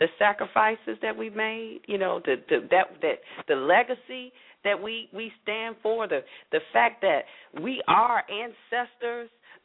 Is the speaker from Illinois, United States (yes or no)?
no; Atlanta, Georgia, United States; growing up in Atlanta